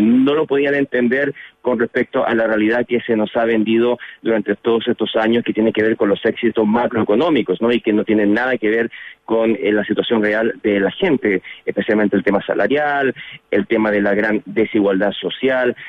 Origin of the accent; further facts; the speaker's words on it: Chile; now in Washington, United States; como chilenos